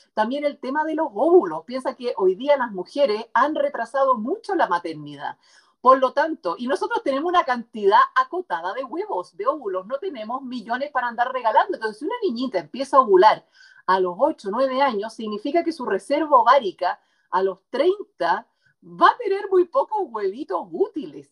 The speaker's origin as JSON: {"language": "Spanish", "country": "Chile", "also_born_or_lived": "United States", "said": "como decimos aquí en Chile"}